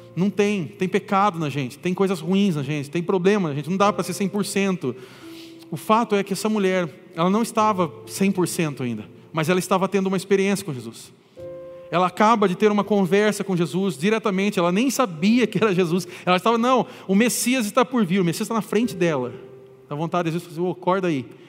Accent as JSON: {"language": "Portuguese", "country": "Brazil", "said": "eu sou brasileiro"}